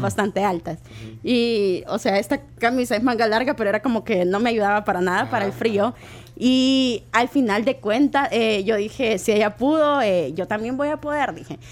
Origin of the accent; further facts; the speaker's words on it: El Salvador; como salvadoreños